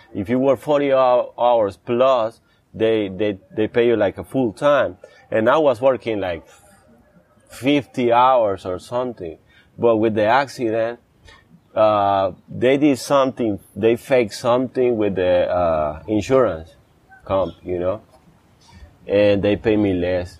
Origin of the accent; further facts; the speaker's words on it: Guápiles, Limón, Costa Rica; moved away; I grew up there